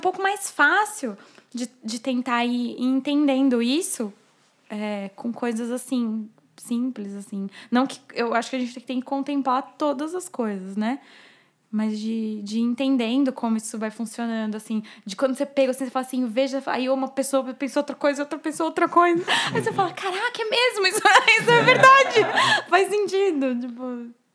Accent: São Caetano do Sul, São Paulo, Brazil; Eu nasci em São Paulo, mas eu vivi a minha vida toda em São Caetano do Sul, minha família é de lá

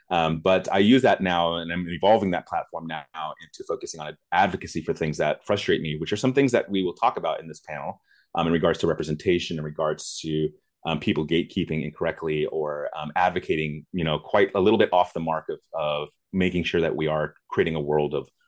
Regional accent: Germany; I grew up in West Germany when the wall was still up and it was actually called West Germany.

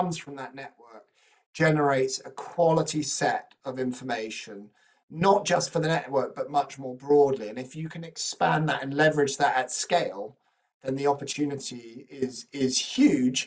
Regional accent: United Kingdom; I'm British

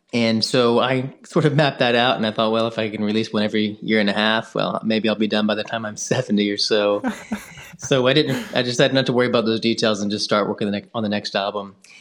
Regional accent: Memphis, Tennessee, United States; moved away as an adult; also born or lived in North Carolina; now in Jackson, United States; I'm from Memphis, Tennessee. It's where I was born and raised.

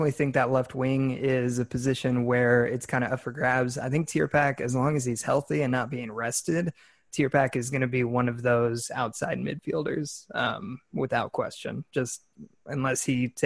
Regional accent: California, United States; now in Texas, United States; I was born and raised in California

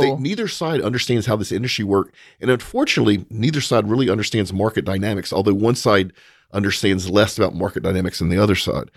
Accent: United States; as an American

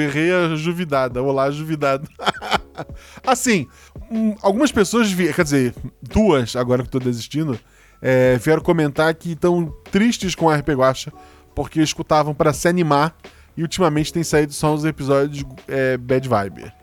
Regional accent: Florianópolis, Santa Catarina, Brazil; eu sou de Floripa

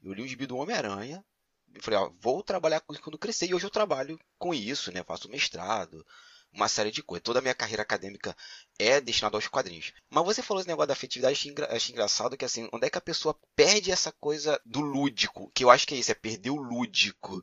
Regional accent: Magé, Rio de Janeiro, Brazil; moved away as an adult; now in Ireland; eu sou originário de Piabetá, ali perto de Caxias, cidade de Magé

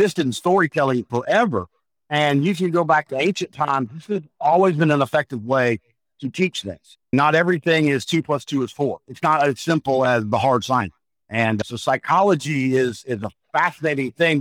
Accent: the Carolinas, United States; growing up in the Carolinas, I grew up on the old Crockett Mid-Atlantic Championship Wrestling

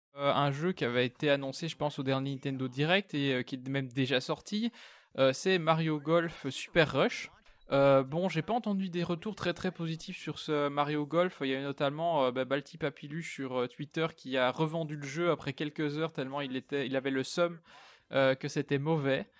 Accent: Belgium; je suis belge, donc si vous entendez des 70 ou des 90, ne soyez pas surpris

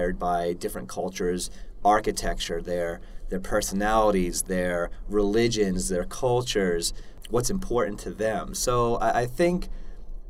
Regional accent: Long Island, New York, United States; now in Colorado, United States; I grew up on Long Island

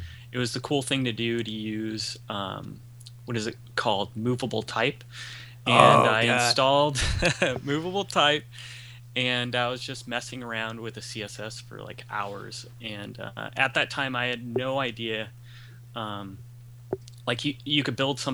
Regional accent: Ventura County, California, United States; I'm from Ventura County, California

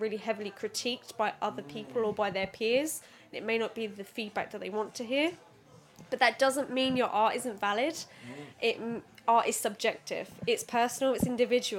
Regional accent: Suffolk, East of England, United Kingdom; also born or lived in London; I was born in London and then came up to Suffolk when I was 5 years old

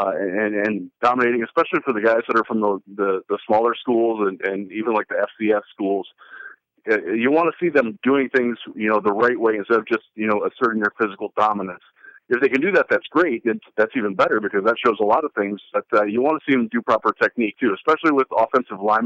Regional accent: Northeast Ohio, United States; I grew up in Northeast Ohio

